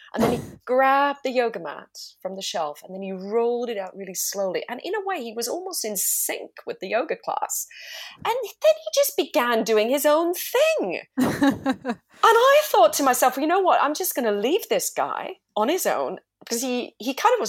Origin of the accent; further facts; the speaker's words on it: Zurich, Switzerland; moved away; also born or lived in London, United Kingdom; I'm in Switzerland. So that's my home country, my hometown.